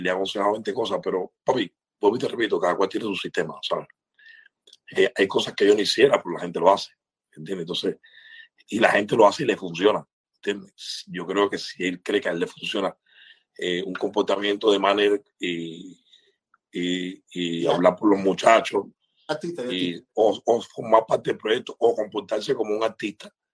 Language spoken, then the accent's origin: Spanish; Cuba; moved away; nosotros los artistas cubanos